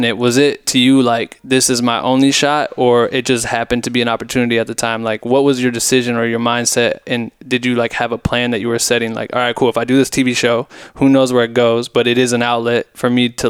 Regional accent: Iowa, United States; moved away; I'm from Iowa originally.

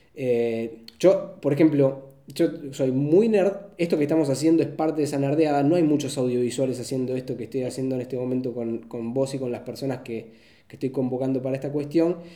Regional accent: Argentina

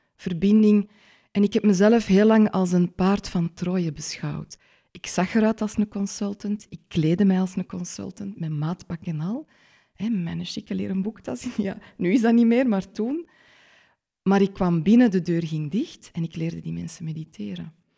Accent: Schelle, Flanders, Belgium; born or raised there

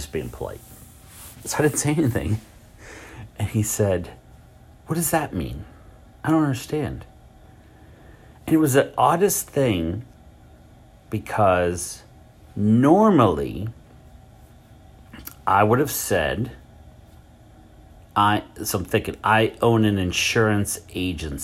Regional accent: Richmond, Virginia, United States; I'm from Richmond

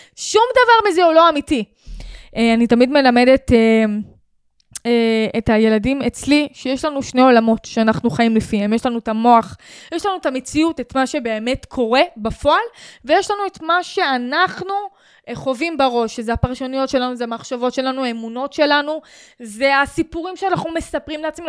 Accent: Sharon plain, Israel; אני מהשרון עברתי חרם 13 שנה מגיל 6

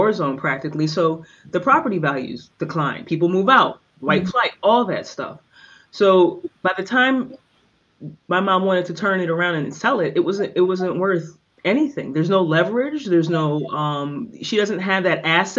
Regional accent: Philadelphia, Pennsylvania, United States; I grew up in South Philly

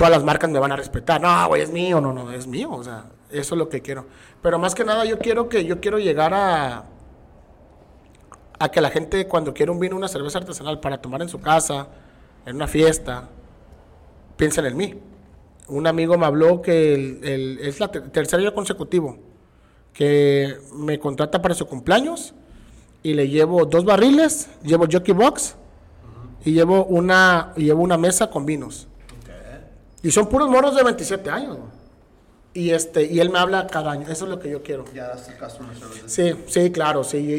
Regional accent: Tabasco, Mexico; accent: Tabasqueño; now in Tijuana, Mexico; lo que sí intenté, no al 100%, pero cambiar mi acento tabasqueño.

